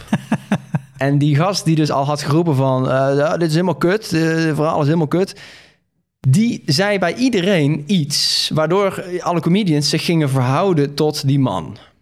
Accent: Veghel, North Brabant, Netherlands; ik ben geboren in Veghel.

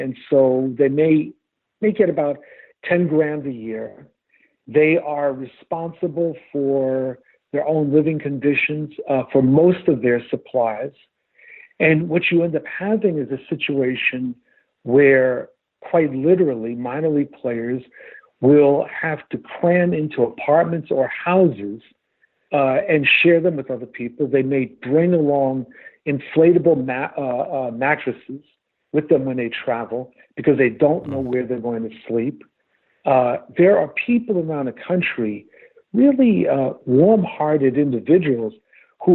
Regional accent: New York City, New York, United States; I grew up with baseball in New York City.

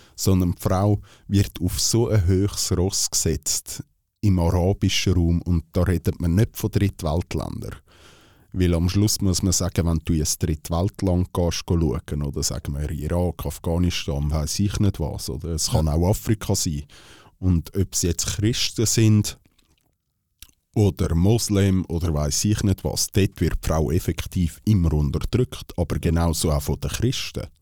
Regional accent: Switzerland; wir als Schweizer Bürger

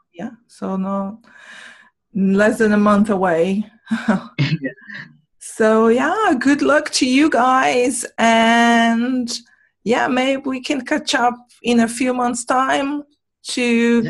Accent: Brazil; moved away; I'm from Brazil

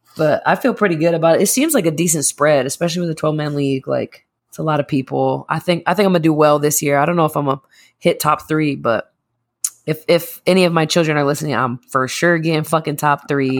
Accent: Massachusetts, United States; moved away; I'm also from Massachusetts

